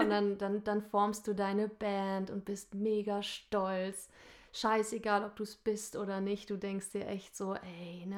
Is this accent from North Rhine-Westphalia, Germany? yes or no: no; Nordhorn, Lower Saxony, Germany; moved away as an adult; also born or lived in Hamburg; ich komme gebürtig aus Nordhorn. Ich bin da geboren und zur Schule gegangen